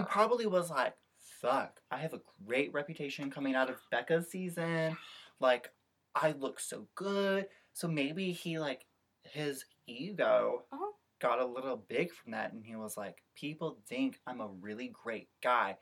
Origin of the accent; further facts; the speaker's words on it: Midwest, United States; I'm a Midwesterner